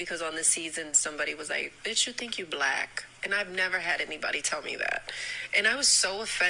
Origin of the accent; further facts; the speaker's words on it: New York, United States; I think I'm black. Like, I grew up in New York.